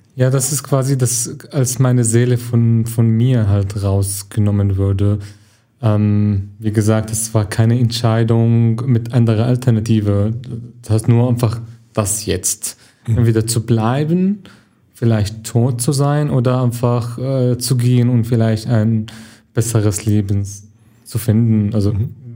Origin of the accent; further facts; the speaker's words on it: Syria; German is a second language; moved away as an adult; also born or lived in Germany; now in Duisburg, Germany; ich komme aus Syrien, ich bin seit September 2015 in Deutschland